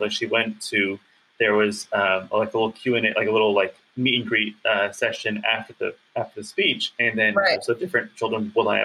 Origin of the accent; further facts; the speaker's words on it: Bay Area, just outside San Francisco, California, United States; I'm born and raised in the Bay Area, just outside San Francisco